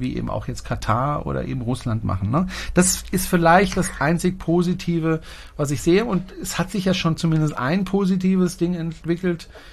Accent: Germany; bei uns in Deutschland

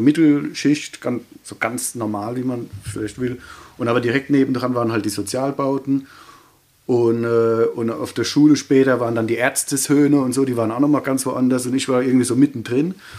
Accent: Ludwigshafen, Rhineland-Palatinate, Germany; accent: Kurpfälzisch; Quasi in Ludwigshafen halt. Ähm, quasi mein Kindheit, also da, wo ich geboren bin und wo ich aufgewachsen bin, ähm, das ist für mich Heimat.

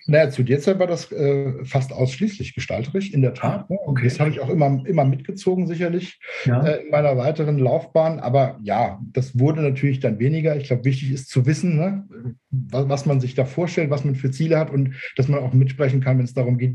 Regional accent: Saarbrücken, Saarland, Germany; Also ich komme aus, äh, aus Saarbrücken.

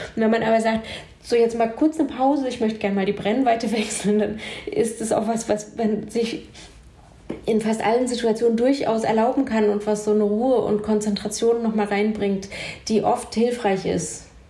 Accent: Jena, Thuringia, Germany; in Jena, ich bin in Jena aufgewachsen

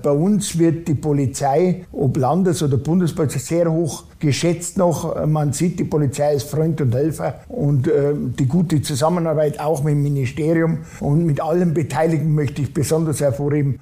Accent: Ammertal and Ammergau, Graswangtal, Bavaria, Germany; In meiner Heimatregion Ammertal und Ammergau äh, Graswangtal

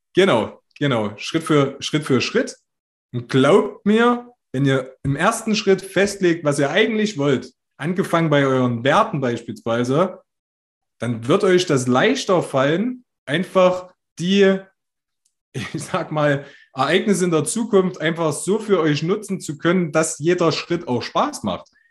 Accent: Altenburg, Thuringia, Germany; in Altenburg, wo ich herkomme

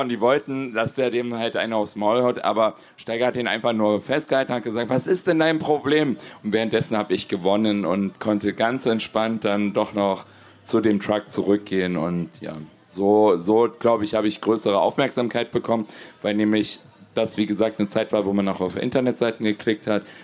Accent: area around Gräfenhainichen, Saxony-Anhalt, Germany; Ich komme ja hier aus der Region

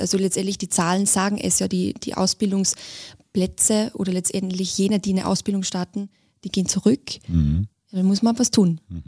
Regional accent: Austria; moved away; ich bin Österreicherin

